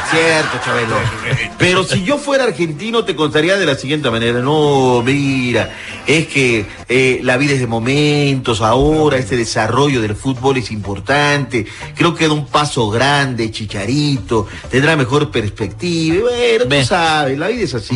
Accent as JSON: {"language": "Spanish", "country": "Mexico", "said": "Así somos los mexicanos"}